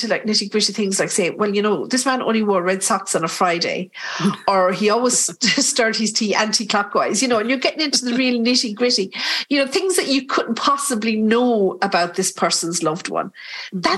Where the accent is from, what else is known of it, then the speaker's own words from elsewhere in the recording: Ireland; We're typical Irish